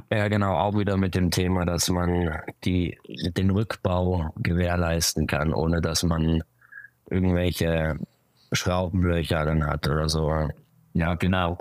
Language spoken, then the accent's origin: German; Winterthur, Zurich, Switzerland; also born or lived in Basel; ich bin in Zürich geboren und aber aufgewachsen in Winterthur